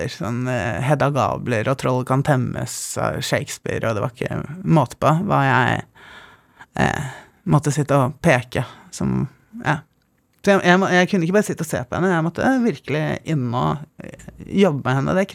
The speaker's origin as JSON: {"language": "Norwegian", "region": "Oslo", "country": "Norway", "tie": "born or raised there", "also_born_or_lived": "Bergen", "said": "Ja, jeg vokste opp på Nationaltheatret i korridorene. Jeg var førstefødt, eh, så Praktikantene vi hadde i Gabels gate, var mest til broren min og etter hvert søsteren min, som er ti år yngre."}